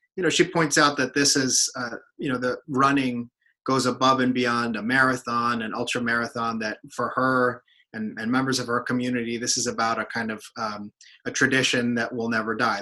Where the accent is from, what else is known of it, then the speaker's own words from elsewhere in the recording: United States; also born or lived in Mexico; I'm Mexican American. I've spent a lot of time going back and forth between the U.S. and Mexico